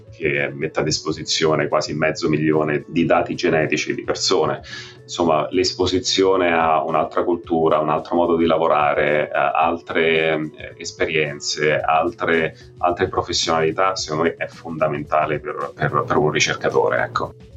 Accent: Rome, Lazio, Italy; moved away as an adult; also born or lived in Trento; now in New York, United States; sono cresciuto a Roma, ho fatto tutto il mio training a Roma

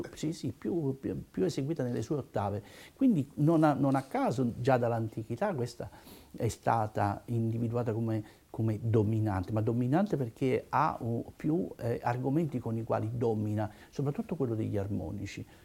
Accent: Naples, Campania, Italy; io sono napoletano

